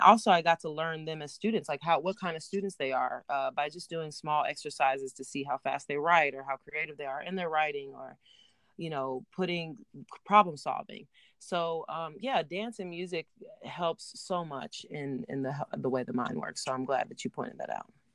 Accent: Oklahoma City, Oklahoma, United States; also born or lived in Tulsa, Oklahoma / Los Angeles; now in New York, United States; born in Tulsa, but grew up in Oklahoma City, um, and now live in New York

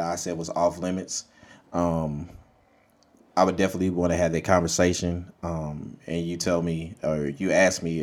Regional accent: Monroe, Louisiana, United States; now in Dallas, United States; I'm from Monroe, Louisiana originally

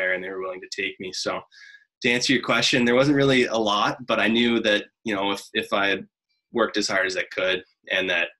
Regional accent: Ottawa, Ontario, Canada; moved away; I grew up in Ottawa.

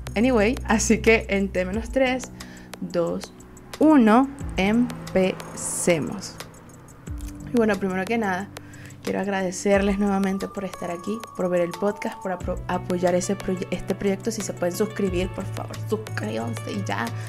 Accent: Venezuela; Soy una jeva de Venezuela

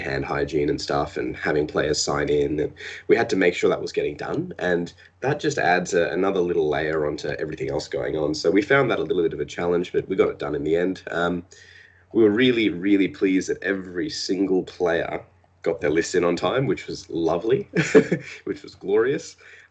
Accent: Australia; We're Australian.

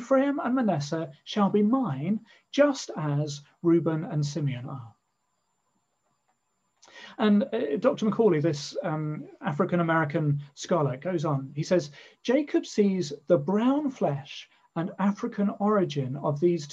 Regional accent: England, United Kingdom; first language English; as an Englishman living in England, I'm so used to my mother tongue being the majority language.

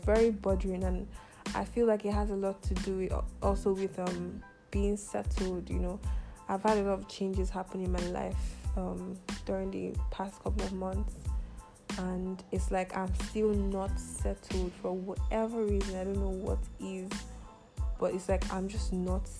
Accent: Nigeria; moved away as an adult; also born or lived in United Arab Emirates; I just recently came back to my home country, Nigeria. I was in the UAE for about 5 years

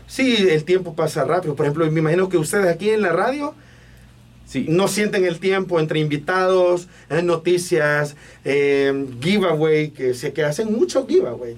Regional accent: Ilopango, San Salvador, El Salvador; soy de Ilopango

